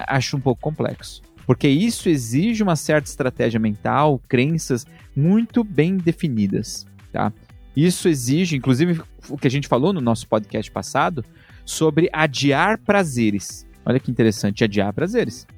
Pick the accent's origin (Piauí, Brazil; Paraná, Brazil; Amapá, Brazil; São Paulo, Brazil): São Paulo, Brazil; eu lembro quando eu era criança, em São Miguel Paulista, sou da Zona Leste de São Paulo